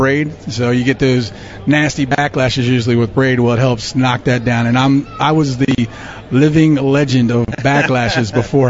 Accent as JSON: {"language": "English", "town": "Baltimore", "region": "Maryland", "country": "United States", "tie": "born or raised there", "moved": "yes", "lives_now": "Delaware, United States", "said": "I was born and raised in Baltimore, and I live in Delaware now."}